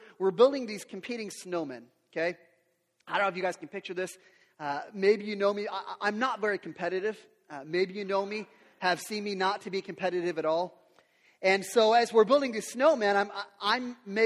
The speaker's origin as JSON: {"language": "English", "town": "Yakima", "region": "Washington", "country": "United States", "tie": "born or raised there", "said": "I grew up here in Yakima"}